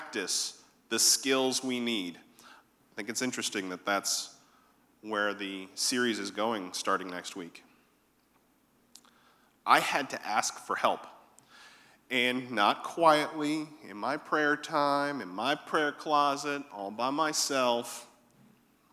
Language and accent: English; Connecticut, United States; moved away as an adult; now in Savannah, United States; I was born in Connecticut. And I had not suffered through all of those winters